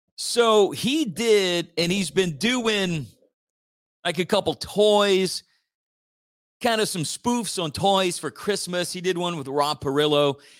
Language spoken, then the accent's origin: English; Church Point, Louisiana, United States; I grew up in Church Point, still live in Church Point